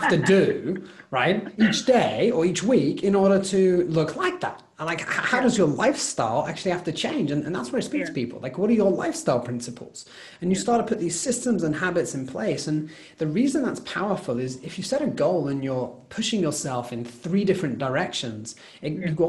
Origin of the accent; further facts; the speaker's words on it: United Kingdom; as a British